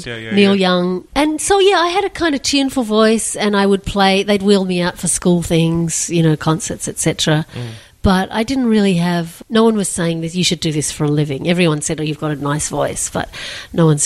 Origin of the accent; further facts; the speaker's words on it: Sydney, New South Wales, Australia; I grew up in Chatswood on the North Shore of Sydney.